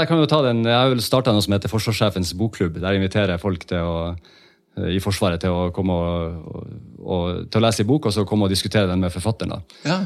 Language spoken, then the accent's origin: Norwegian; Northern Norway, Norway; moved away; jeg er jo en nordlending, så jeg, jo, eh, jeg snakker jo dialekta mi fortsatt